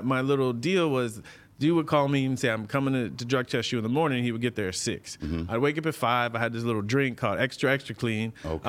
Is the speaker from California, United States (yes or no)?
yes; San Diego, California, United States; now in Los Angeles, United States; growing up in San Diego